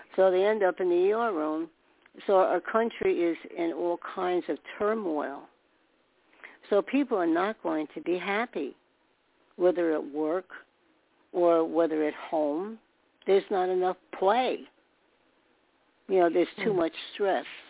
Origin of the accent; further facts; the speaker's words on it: New York, United States; I was born in New York